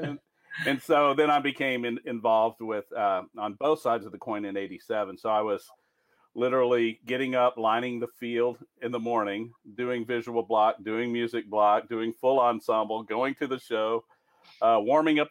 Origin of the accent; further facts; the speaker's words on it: East Texas, United States; accent: East Texas; grew up in East Texas, and so you may hear some of that accent in my voice occasionally